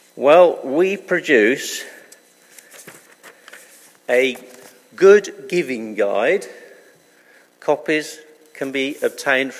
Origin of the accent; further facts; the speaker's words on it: United Kingdom; being British